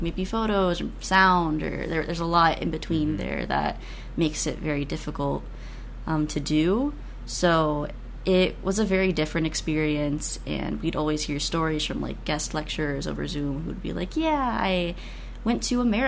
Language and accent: English; Sarasota, Florida, United States; a bookstore in Sarasota, which is my hometown